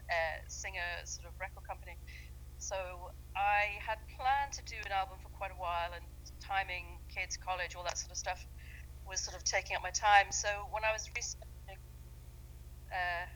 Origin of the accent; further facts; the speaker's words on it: London, United Kingdom; moved away; also born or lived in Dublin; I grew up in London.